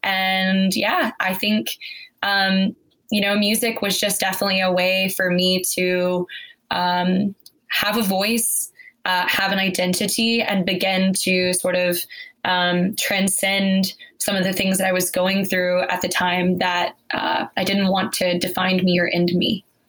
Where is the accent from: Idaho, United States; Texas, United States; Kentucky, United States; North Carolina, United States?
Texas, United States; Cedar Hill; I grew up in Cedar Hill, Texas